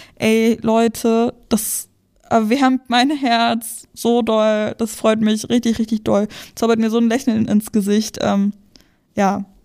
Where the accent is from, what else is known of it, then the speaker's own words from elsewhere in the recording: Brandenburg, Germany; Ich komme aus der Nähe von Berlin, so Randgebiet ist schon Brandenburg